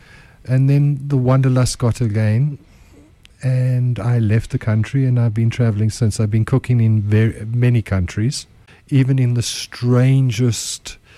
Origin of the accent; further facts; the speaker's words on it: United Kingdom; accent: British; I should have been on the blue trains, but I think my accent was a little bit too British.